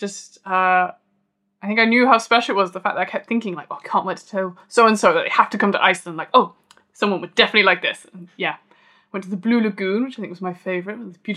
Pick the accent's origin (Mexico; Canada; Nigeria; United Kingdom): United Kingdom; Yorkshire and the Humber; moved away; I'm from Yorkshire.